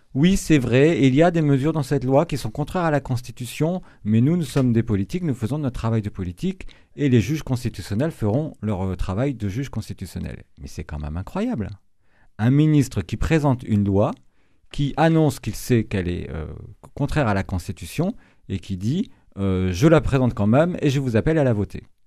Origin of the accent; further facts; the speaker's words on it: Brittany, France; moved away; je suis originaire de Bretagne